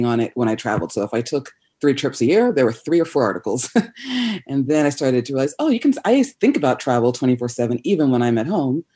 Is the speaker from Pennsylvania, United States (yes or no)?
yes; Pittsburgh, Pennsylvania, United States; moved away as an adult; also born or lived in London, United Kingdom; now in Los Angeles, United States; I grew up mostly outside of Pittsburgh, Pennsylvania